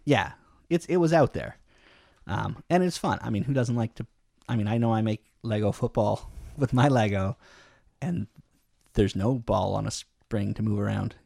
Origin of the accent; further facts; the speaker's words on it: Canada; you and me, we're Canadian